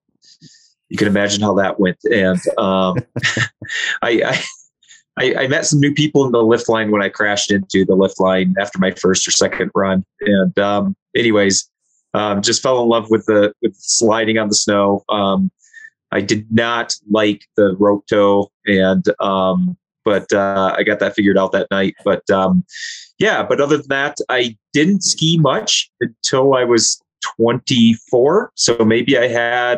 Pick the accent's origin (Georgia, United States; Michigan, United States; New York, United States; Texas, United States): Michigan, United States; I grew up in Michigan